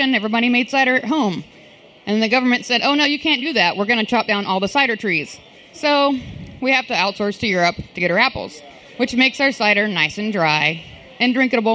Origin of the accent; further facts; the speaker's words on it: Alabama, United States; moved away as an adult; also born or lived in Memphis; now in Austin, United States; I grew up in Alabama